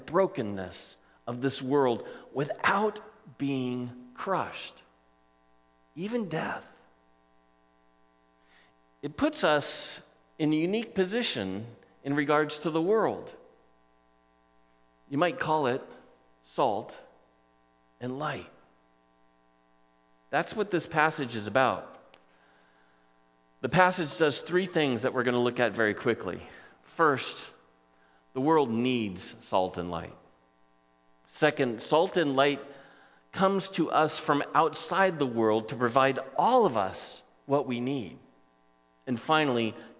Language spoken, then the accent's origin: English; Southern California coast, United States; I grew up on the Southern California coast